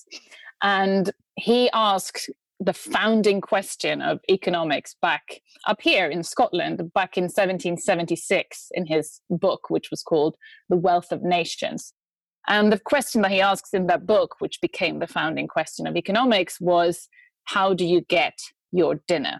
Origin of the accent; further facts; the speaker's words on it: Sweden; now in United Kingdom; I'm from Sweden. I'm an expert in feminist economics. I live in the UK